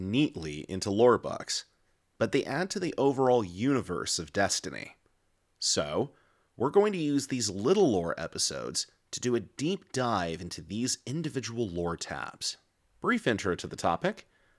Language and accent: English; Pasadena, California, United States; born or raised there